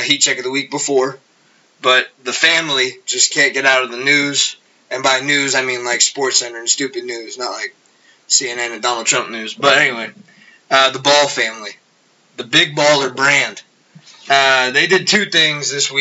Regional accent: United States; as just an American

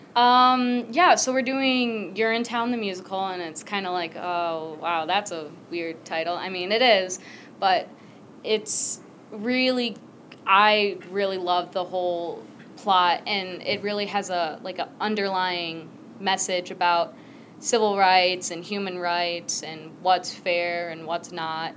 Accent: Michigan, United States; also born or lived in Guatemala; Then I was brought to the U.S. here in Michigan. I grew up here. This is where I've been my whole time

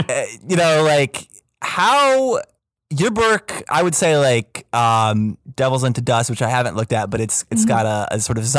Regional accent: Canada; Teach me how to say I'm a Canadian.

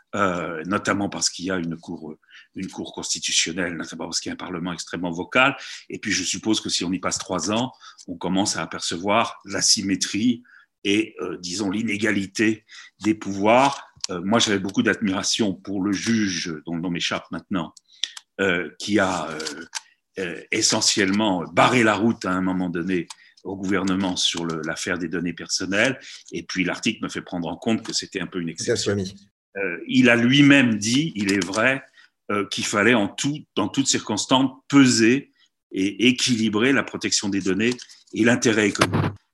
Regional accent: France; nous sommes français

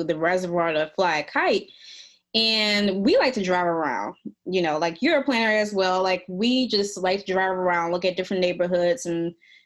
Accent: New Orleans, Louisiana, United States; now in Jackson, United States; I'm from New Orleans

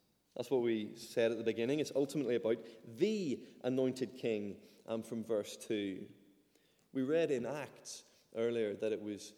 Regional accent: Ireland; moved away; I'm Irish

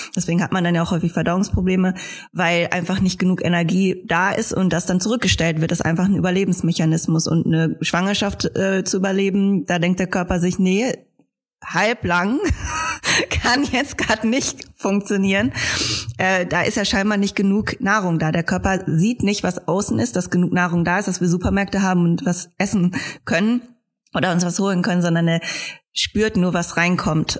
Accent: Germany; als Deutsche

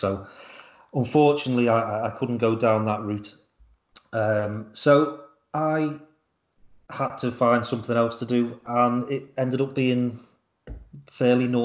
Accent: Liverpool, North West England, United Kingdom; Born and raised. I lived in a little part of Liverpool called Fazakerley

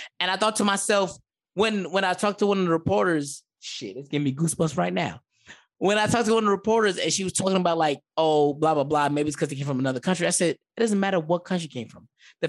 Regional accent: the Bronx, New York, United States; I'm from the Bronx.

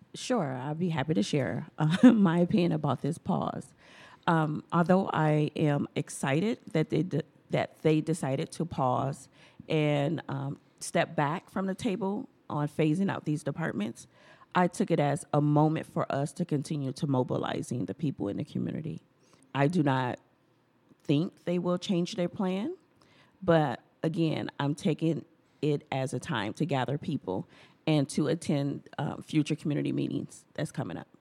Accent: Milwaukee, Wisconsin, United States; a Black American born and raised in Milwaukee

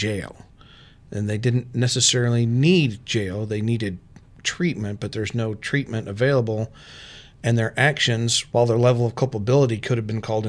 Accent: Texas, United States; moved away as an adult; also born or lived in Arkansas / Storm Lake, Iowa; now in Iowa, United States; I'm from Texas. I've lived in Texas and Arkansas

